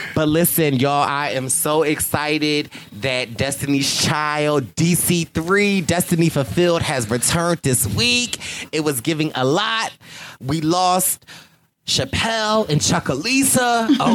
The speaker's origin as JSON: {"language": "English", "town": "Philadelphia", "region": "Pennsylvania", "country": "United States", "said": "I'm from Philly."}